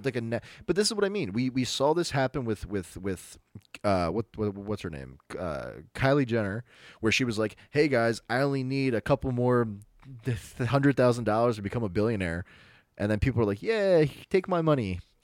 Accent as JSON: {"language": "English", "country": "United States"}